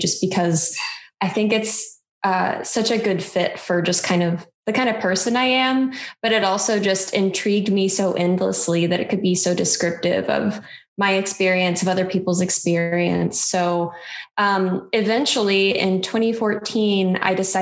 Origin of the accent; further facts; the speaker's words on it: Midwest, United States; I grew up in the Midwest